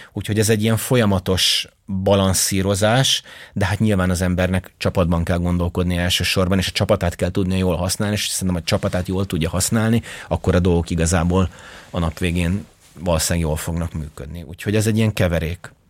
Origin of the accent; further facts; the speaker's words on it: Hungary; én magyar vagyok